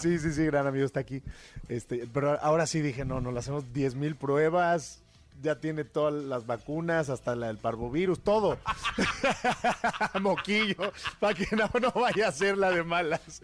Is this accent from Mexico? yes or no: yes; Mexico; como mexicano